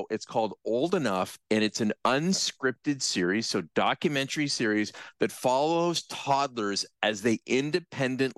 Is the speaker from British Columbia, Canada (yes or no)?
no; Brantford, Ontario, Canada; when I was growing up in Brantford, I almost literally lived across the street from the elementary school that I went